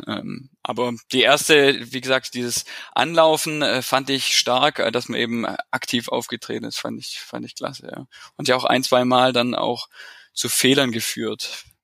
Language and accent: German; Stuttgart area, Baden-Württemberg, Germany; also born or lived in Bremen; now in Stuttgart, Germany; komme äh, aus dem Umland von Stuttgart, aus dem Speckgürtel, äh, wohne jetzt seit sechs Jahren wirklich richtig in Stuttgart